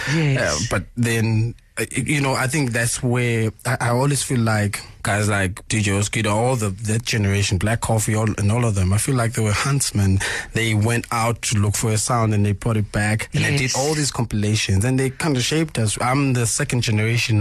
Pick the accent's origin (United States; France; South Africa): South Africa; I'm from South Africa